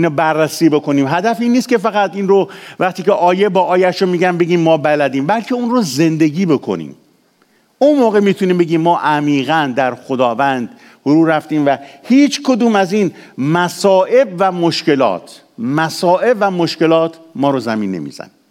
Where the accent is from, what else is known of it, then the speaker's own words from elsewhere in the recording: Iran; چون ما ایرانیم تو ایران بوده به دنیا آمدیم خیلی از ما 99 درصد ما تو ایران به دنیا آمدیم